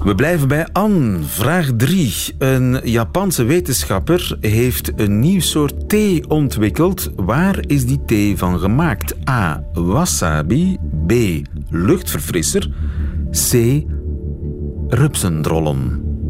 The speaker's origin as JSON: {"language": "Dutch", "region": "East Flanders", "country": "Belgium", "tie": "born or raised there", "said": "ik ben een echte Vlaming, geboren en getogen in eh, Oost-Vlaanderen"}